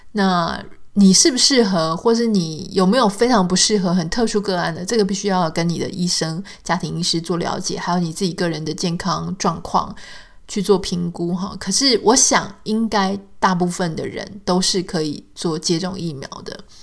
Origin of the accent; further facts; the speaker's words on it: Taiwan; now in United States; 我的家乡可以，呃，很平安无事